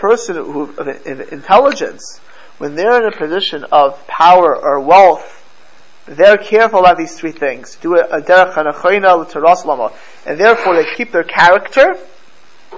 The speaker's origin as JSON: {"language": "English", "town": "Miami", "region": "Florida", "country": "United States", "tie": "born or raised there", "said": "I grew up in Miami"}